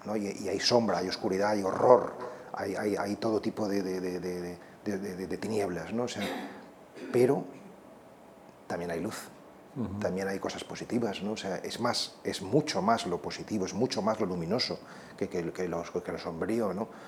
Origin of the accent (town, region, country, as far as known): Spain